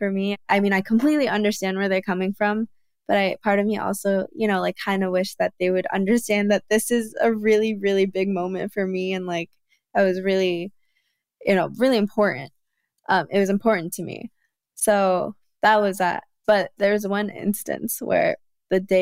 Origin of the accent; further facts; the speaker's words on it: United States; me being Korean American